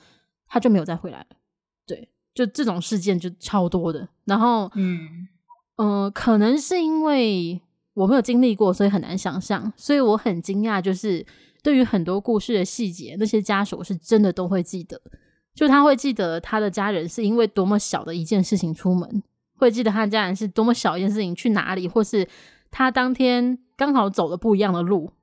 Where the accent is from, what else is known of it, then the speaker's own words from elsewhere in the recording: Taipei, Taiwan; 我小时候是住在二二八公园附近，那个附近是它对面，就这么附近